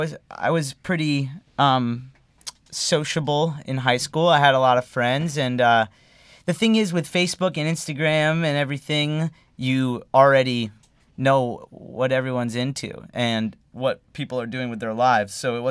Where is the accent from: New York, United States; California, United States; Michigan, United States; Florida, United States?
Florida, United States; Davie; moved away as an adult; also born or lived in Fort Lauderdale, Florida; now in Los Angeles, United States; I'm from Fort Lauderdale originally, like West Broward. I went to high school in Davie at Western High School, home of the Wildcats.